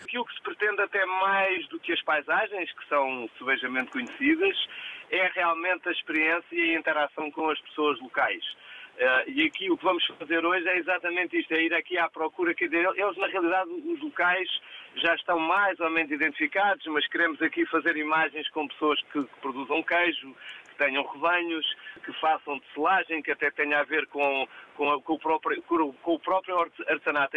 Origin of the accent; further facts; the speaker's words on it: Portugal; o nosso país